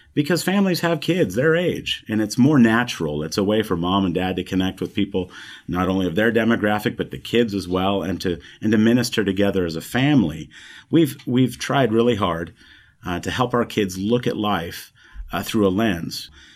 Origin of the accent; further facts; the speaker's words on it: the Heartland, Midwest, United States; moved away as an adult; coming back down towards where we were raised in the Heartland regions